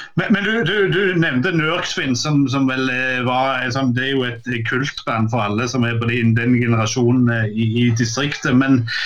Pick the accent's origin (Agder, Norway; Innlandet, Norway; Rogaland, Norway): Rogaland, Norway; Sandnes; Jeg vokste opp på Gandal